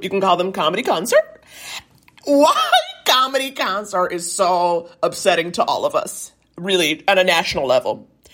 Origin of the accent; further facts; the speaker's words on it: New York, United States; I was born and raised in New York